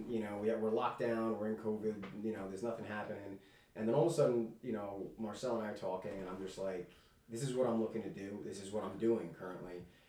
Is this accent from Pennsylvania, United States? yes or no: no; Long Island, New York, United States; moved away as an adult; now in New Jersey, United States; I live out in New Jersey. I grew up in New York, in Long Island here. And what I ended up doing is actually just recently, about a year and a half, 2 years ago, I moved out to Jersey.